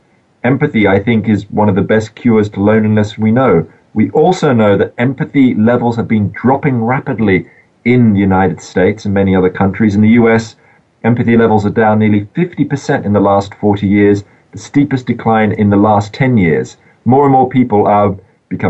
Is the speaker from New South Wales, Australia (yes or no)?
yes; Sydney, New South Wales, Australia; I was growing up in Australia in the suburbs of Sydney, as a 10-year-old